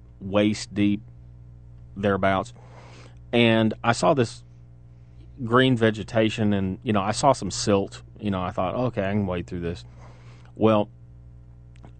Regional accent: Chattanooga, Tennessee, United States; we're from Chattanooga

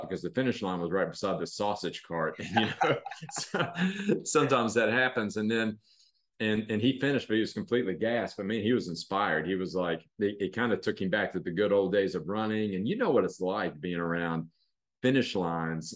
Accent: Cross Lanes, West Virginia, United States; moved away as an adult; also born or lived in Kentucky / New York; I grew up in here in West Virginia, grew up in Cross Lanes.

